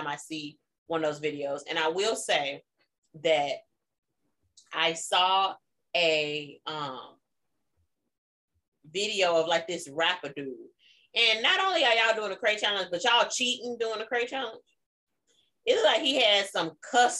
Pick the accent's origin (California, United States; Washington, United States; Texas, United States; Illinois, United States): Illinois, United States; Chicago; moved away; because we're from Chicago